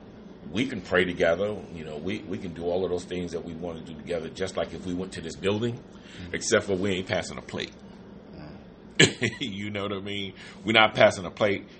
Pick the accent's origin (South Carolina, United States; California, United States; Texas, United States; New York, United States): New York, United States; moved away; I'm from New York